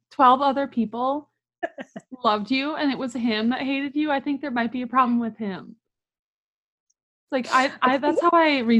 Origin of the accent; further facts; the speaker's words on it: United States; also born or lived in China; I'm American?